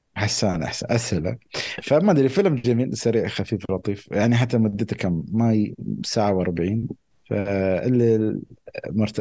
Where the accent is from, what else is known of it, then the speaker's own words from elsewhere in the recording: United Arab Emirates; عندنا بالامارات